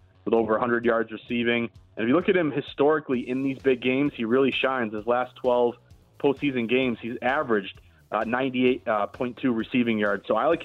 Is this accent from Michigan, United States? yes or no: no; Boston, Massachusetts, United States; I'm from Boston